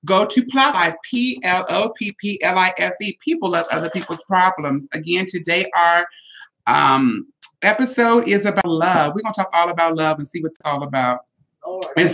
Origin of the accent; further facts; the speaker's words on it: San Diego, California, United States; I'm from Southeast San Diego